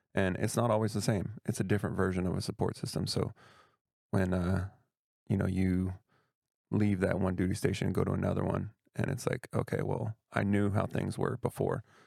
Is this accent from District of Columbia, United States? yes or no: no; Tacoma, Washington, United States; moved away as an adult; also born or lived in Europe / Florida / Georgia / Arizona; I was that guy that didn't wanna leave his hometown when I'm from Tacoma, Washington